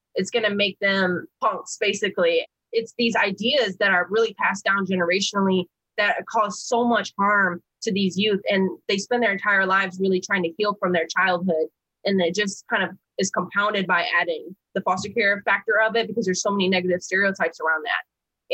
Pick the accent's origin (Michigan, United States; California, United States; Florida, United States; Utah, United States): Michigan, United States; Flint; moved away; I'm from Flint, Michigan. And so I wanted to go back where I was from. I had like this regret and all these negative feelings of being taken away from there.